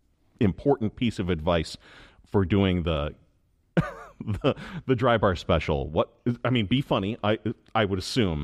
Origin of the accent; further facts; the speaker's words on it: Illinois, United States; now in Michigan, United States; That is my home state.